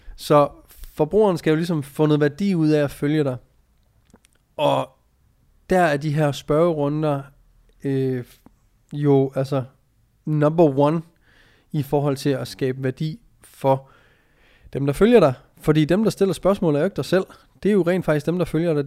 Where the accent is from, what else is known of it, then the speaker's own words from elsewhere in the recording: Jutland, Denmark; moved away; also born or lived in Copenhagen; Vi er fra Jylland